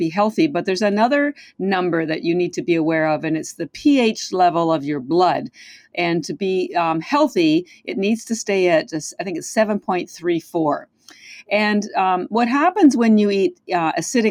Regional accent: Canada; now in Boston, United States; I am Canadian. I live in Boston, but our Canadian healthcare system is quite different

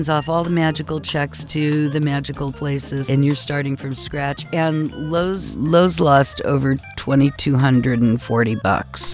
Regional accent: United States

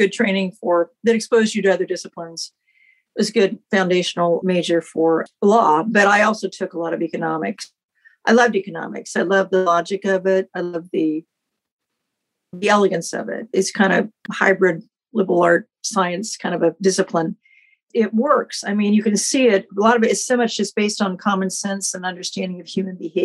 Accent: Independence, Kansas, United States; moved away as an adult; also born or lived in Washington / eastern shore of Maryland; now in Maryland, United States; So I grew up in Southeast Kansas, a little town called Independence.

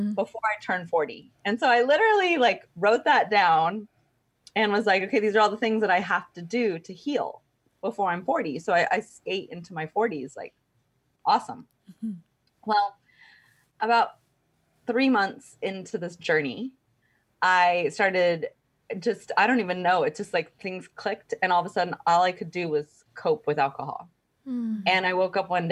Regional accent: Texas, United States; I grew up in Texas

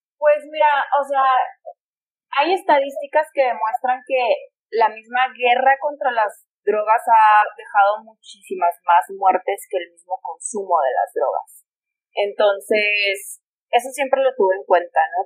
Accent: Mexico; moved away; also born or lived in Colorado; como única mexicana

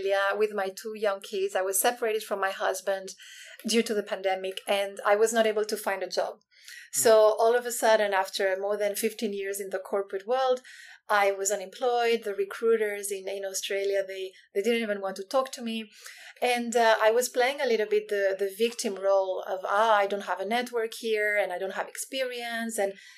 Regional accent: Spain; now in Hong Kong; So I'm originally from Spain, but I've lived in 9 countries and Hong Kong is home right now, and it's been home for the past 16 years.

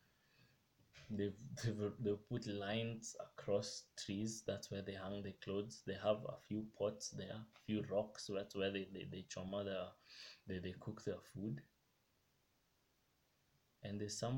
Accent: Kenya; I love my country. I love being Kenyan

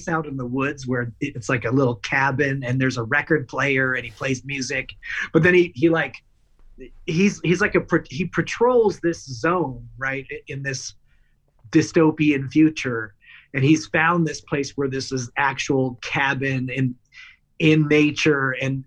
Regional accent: Los Angeles, California, United States; I grew up in Los Angeles

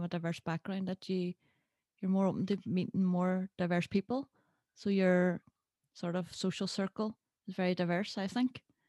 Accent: Northern Ireland, United Kingdom; being from Northern Ireland as well and growing up during the Troubles

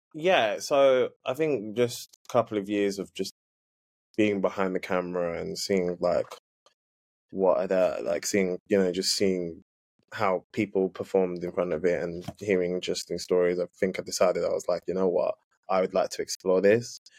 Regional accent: London, United Kingdom; I am yeah from the UK, London, born born and raised East London

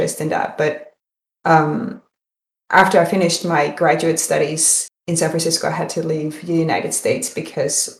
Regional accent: Netherlands; moved away; I'm from Holland, so I was born and raised in Holland and went to university in Amsterdam

